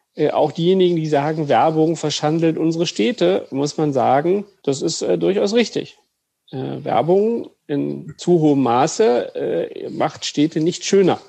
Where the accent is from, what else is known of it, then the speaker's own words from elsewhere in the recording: Brandenburg, Germany; Ich bin äh, geborener Brandenburger